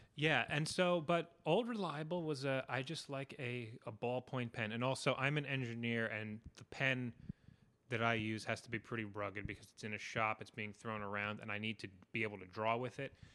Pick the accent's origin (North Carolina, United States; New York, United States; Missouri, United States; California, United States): New York, United States; New York City; I grew up in New York City.